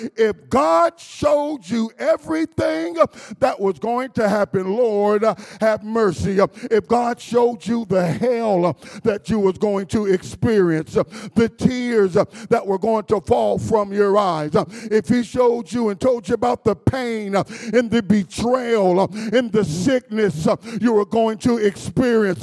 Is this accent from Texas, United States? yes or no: no; Dayton, Ohio, United States; I was raised up in Dayton, Ohio.